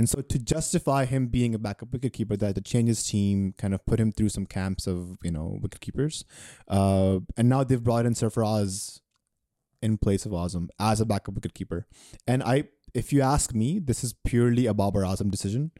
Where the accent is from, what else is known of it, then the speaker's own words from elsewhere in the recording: Pakistan; As a Pakistani